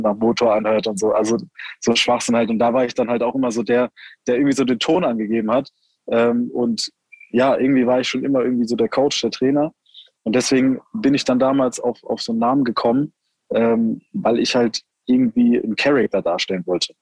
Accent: Heidelberg, Baden-Württemberg, Germany; ich dann eben äh, 16 war, sind wir halt hier in die Nachtschicht bei uns in Heidelberg

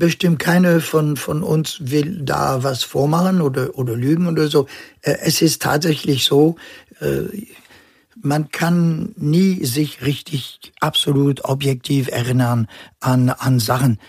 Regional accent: Normandy, France; born or raised there; German is a second language; also born or lived in Casablanca, Morocco / Northern Germany; now in Germany

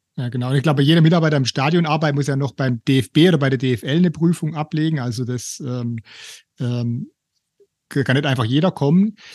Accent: Stuttgart, Baden-Württemberg, Germany; ich komme aus Bad Cannstatt

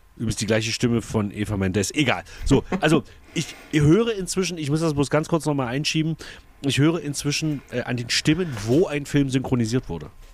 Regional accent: East Germany, Germany; also born or lived in Saxony-Anhalt; war elf, als die Wende war, aber ich würde mich wirklich als Ossi

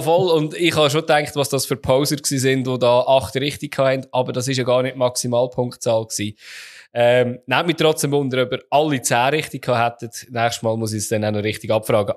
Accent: Switzerland

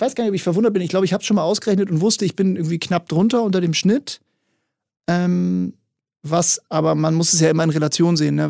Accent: Hamburg, Germany; Ich bin hier in Hamburg groß geworden

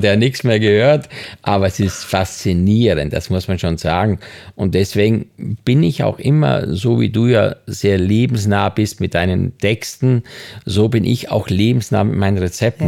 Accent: Styria, Austria; moved away; Ich bin in der Steiermark groß geworden

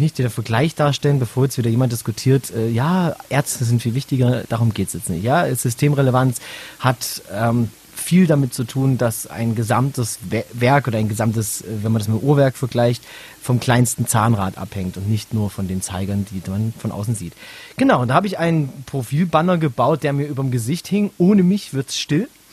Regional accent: Saxony, Germany; moved away; also born or lived in Bavaria; Ich komme ursprünglich aus Sachsen

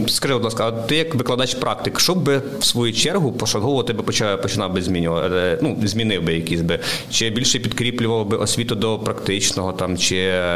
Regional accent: Vinnytsia Oblast, Ukraine; moved away as an adult; я сам з Вінниччини, е, чорноземи, суглинкові ґрунти. І коли почав працювати на Житомирщині

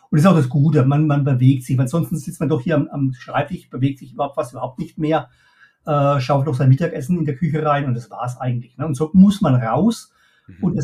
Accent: Pirmasens, Rhineland-Palatinate, Germany; born there; ich äh, gebürtig, wie man vielleicht auch, auch heraushört, komme ich aus der Pfalz, ne, aus

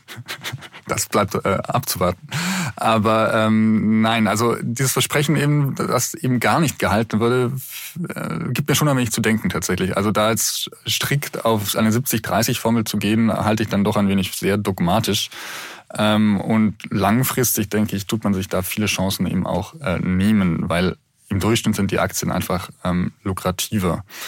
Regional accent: Munich, Bavaria, Germany; für mich als Münchner

